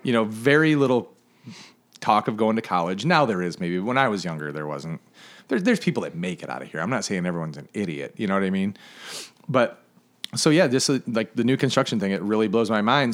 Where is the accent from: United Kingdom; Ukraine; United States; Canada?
United States; Flint, Michigan; now in Charleston, United States; I grew up in Northern Michigan.